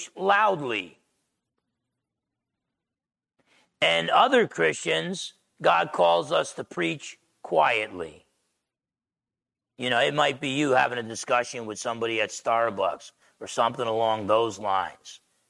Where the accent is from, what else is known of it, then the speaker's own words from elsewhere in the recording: New Jersey, United States; I'm half Italian from Jersey